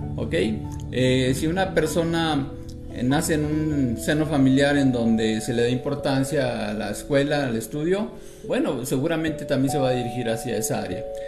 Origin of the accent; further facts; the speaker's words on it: northern Mexico, Mexico; moved away; also born or lived in Monterrey / Veracruz; Yo soy norteño de nacimiento, aquí en, el país México, en el norte de México